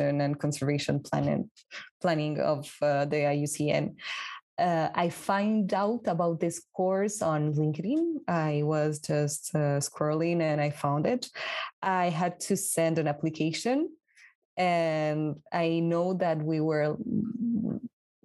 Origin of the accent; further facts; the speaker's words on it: Peru; now in France; I'm from Peru